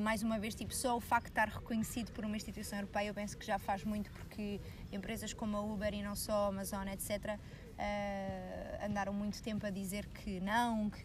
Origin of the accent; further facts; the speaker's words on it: Portugal; nós, enquanto portugueses, por acaso temos bastante sorte